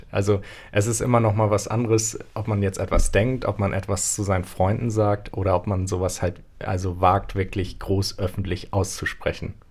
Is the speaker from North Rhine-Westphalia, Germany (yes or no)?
no; Hamburg, Germany; kann man, hm. glaube ich, als Hamburger auch nicht so ganz verstehen.